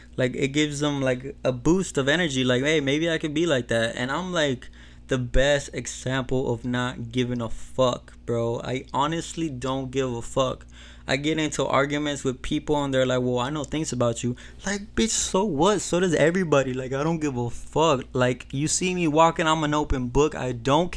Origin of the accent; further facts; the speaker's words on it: Mexico; moved away; I'm from Mexico